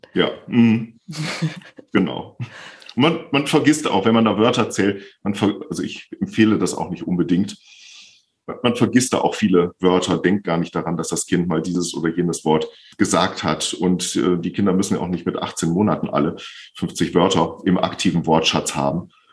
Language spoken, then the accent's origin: German; Bielefeld, North Rhine-Westphalia, Germany; Ich bin 55 Jahre alt, komme aus Bielefeld und bin Logopäde.